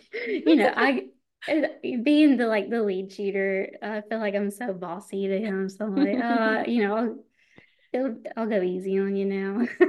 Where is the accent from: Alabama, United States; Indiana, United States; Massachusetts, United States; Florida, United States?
Alabama, United States; if you can't tell from my accent, I'm actually from like the deep woods of Alabama.